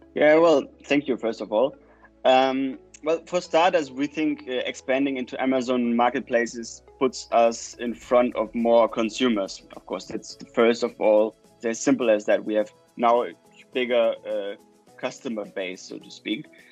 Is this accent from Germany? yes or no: yes; Germany; moved away as an adult; also born or lived in Chile; now in Copenhagen, Denmark; go back to Germany, uh, to my home country